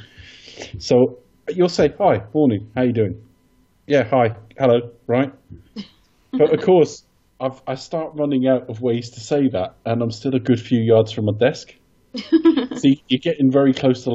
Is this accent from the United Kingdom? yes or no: yes; United Kingdom; we're British